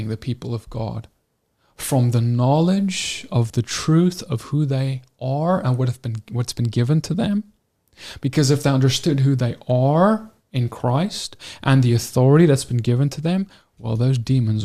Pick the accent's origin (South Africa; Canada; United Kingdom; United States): South Africa; we grew up in South Africa